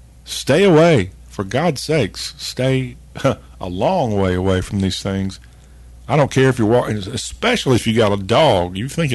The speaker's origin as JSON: {"language": "English", "region": "the South", "country": "United States", "tie": "born or raised there", "said": "born in the USA"}